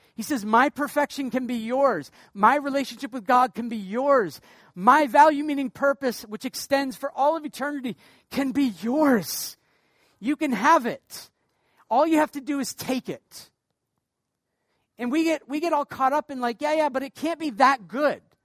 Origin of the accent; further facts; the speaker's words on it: Portland, Maine, United States; now in Canada; I'm from the state of Maine